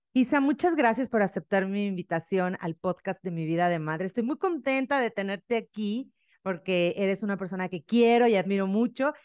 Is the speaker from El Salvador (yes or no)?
no; Mexico; una mexicana